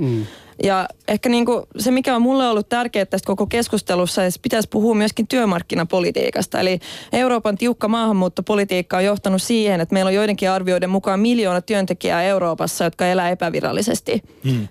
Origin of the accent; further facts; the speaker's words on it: Finland; olen suomenruotsalainen